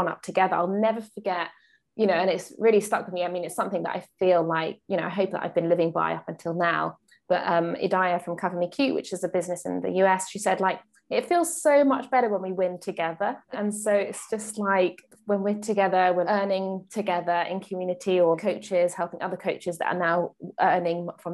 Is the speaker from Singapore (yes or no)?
no; United Kingdom; in the UK, we use feet.